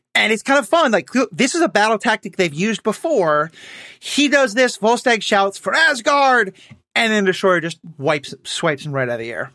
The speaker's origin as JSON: {"language": "English", "town": "New York City", "region": "New York", "country": "United States", "tie": "born or raised there", "moved": "yes", "said": "I grew up in New York City where seven eleven just doesn't exist"}